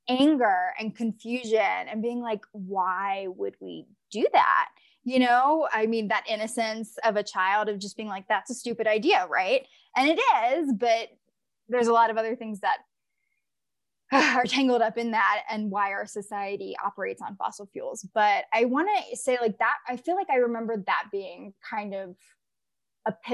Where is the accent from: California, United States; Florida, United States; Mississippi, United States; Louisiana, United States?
Mississippi, United States; northeastern; now in Colorado, United States; I'm also from a port city in northeastern Mississippi.